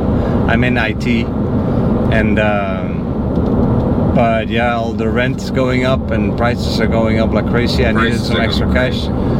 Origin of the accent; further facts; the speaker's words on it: Netherlands; English is a second language; moved away; I'm from the Netherlands.